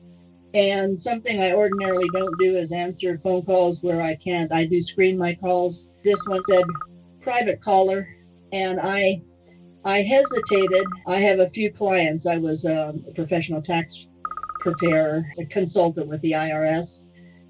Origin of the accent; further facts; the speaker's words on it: San Diego, California, United States; I was born in San Diego. I'm the original owner of the home that I live